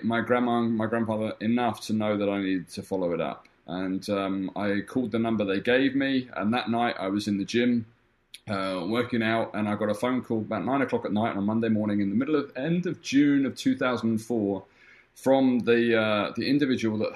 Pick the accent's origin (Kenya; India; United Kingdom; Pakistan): United Kingdom; London; moved away as an adult; I lived in the UK. I was born in London for my whole child teenage life.